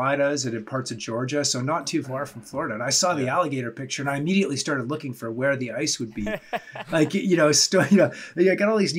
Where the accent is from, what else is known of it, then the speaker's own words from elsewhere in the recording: Canada; I'm from Canada. And we don't have any sun for like 9 months of the year